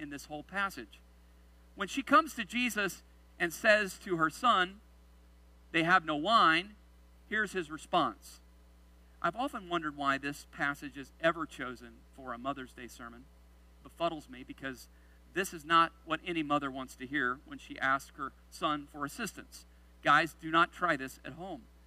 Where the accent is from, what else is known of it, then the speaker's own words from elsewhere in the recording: the South, United States; I grew up in the South